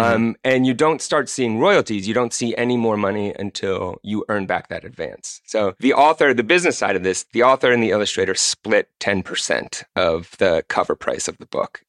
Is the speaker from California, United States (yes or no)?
yes; Bay Area, California, United States; Growing up in California in the Bay Area